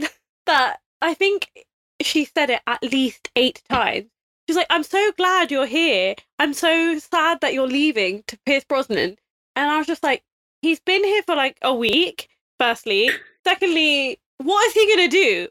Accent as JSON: {"language": "English", "region": "England", "country": "United Kingdom", "said": "I think we're just English."}